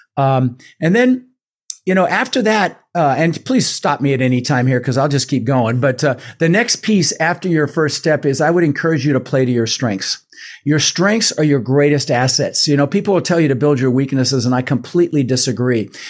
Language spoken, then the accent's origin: English; Denver, Colorado, United States; English is a second language; also born or lived in Netherlands; I was born in the Netherlands and and so we immigrated in 1966. Uh, we ended up in Denver, Colorado, in the States